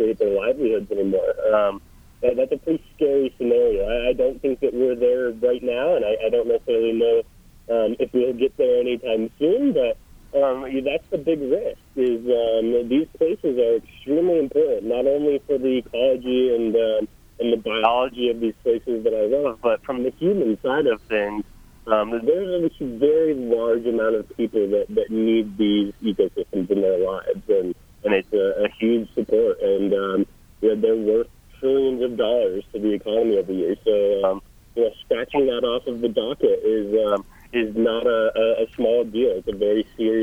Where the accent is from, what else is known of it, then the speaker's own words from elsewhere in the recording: Colorado, United States; I grew up in Colorado